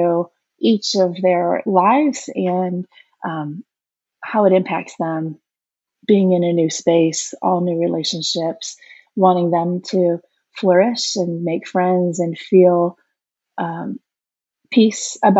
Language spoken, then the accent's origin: English; Midwest, United States; moved away as an adult; also born or lived in Chicago, Illinois; now in Austin, United States; we are from the Midwest and had lived there all our lives.